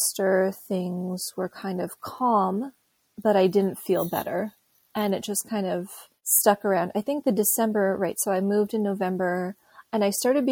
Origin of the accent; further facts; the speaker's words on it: South Shore, Quebec, Canada; I'm from Montreal. I grew up on the South Shore and I live in Montreal now.